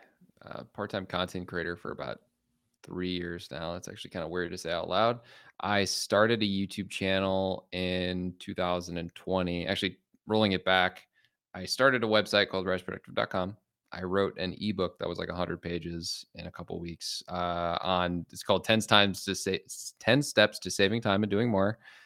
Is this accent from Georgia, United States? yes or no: no; Chicago, Illinois, United States; I'm from Chicago.